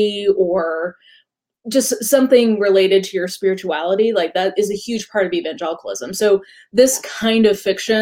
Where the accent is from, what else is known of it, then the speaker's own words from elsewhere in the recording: the Bible Belt, the South, United States; I grew up in the Bible Belt